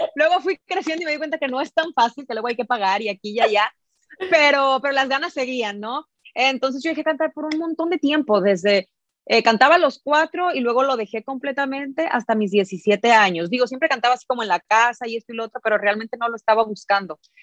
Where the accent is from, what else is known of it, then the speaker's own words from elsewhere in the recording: Mexico; como buena mexicana